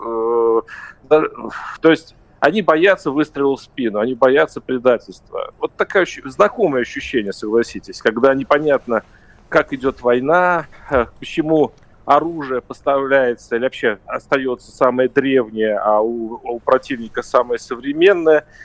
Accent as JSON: {"language": "Russian", "region": "Moscow", "country": "Russia", "said": "Я сам из Москвы, знаешь."}